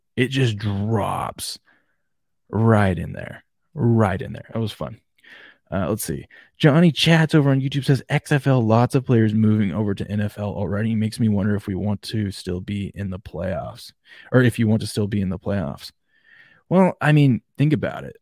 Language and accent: English; Washington, United States; I'm from Washington State